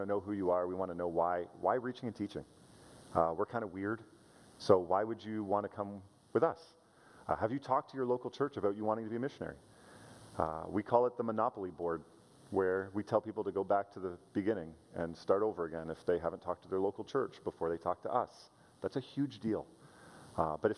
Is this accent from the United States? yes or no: no; Canada; I'm a Canadian